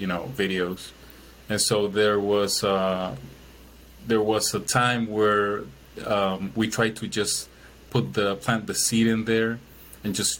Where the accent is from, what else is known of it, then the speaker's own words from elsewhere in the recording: Chile; moved away as an adult; now in Milwaukee, United States; I'm originally from Chile, I live in Milwaukee now.